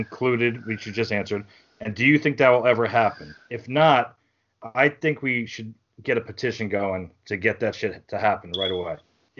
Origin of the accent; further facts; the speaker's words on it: New Jersey, United States; you know we're from New Jersey.